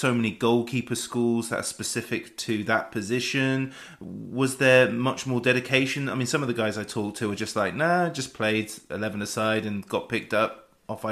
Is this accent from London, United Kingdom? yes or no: no; West Wiltshire, South West England, United Kingdom; growing up in West Wiltshire, there's so many more Bristol City and Bristol Rovers fans